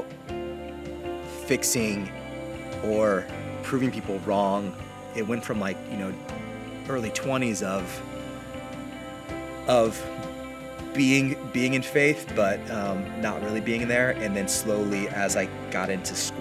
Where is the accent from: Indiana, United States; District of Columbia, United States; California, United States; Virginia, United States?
Indiana, United States; from a small farm town just west of Indianapolis